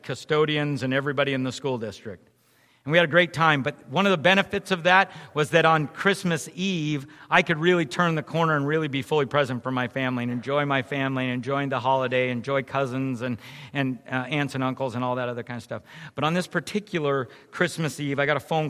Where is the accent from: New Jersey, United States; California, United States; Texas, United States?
California, United States; San Jose; I grew up in San Jose